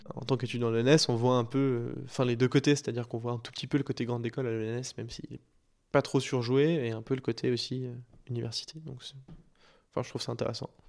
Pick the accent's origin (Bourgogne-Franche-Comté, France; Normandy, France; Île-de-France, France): Île-de-France, France; Paris; Je fais 14 ans dans la même école privée à Paris